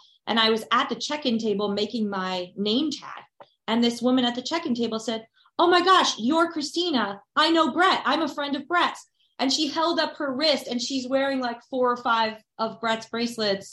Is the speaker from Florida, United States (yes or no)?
no; New Jersey, United States; moved away as an adult; also born or lived in Nashville, Tennessee; I'm originally from New Jersey